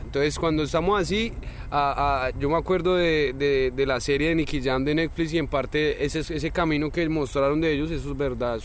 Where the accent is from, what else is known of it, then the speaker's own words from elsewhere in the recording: Colombia; me crié en Colombia, yo crecí